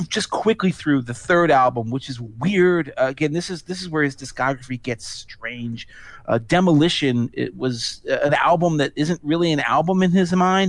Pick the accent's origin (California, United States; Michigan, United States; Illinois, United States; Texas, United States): Illinois, United States; Chicago; a Chicagoan